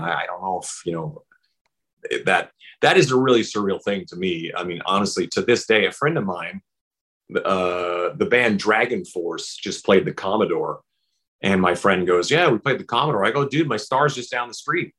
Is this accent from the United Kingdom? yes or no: no; Saskatchewan, Canada; born or raised there; moved away; also born or lived in Vancouver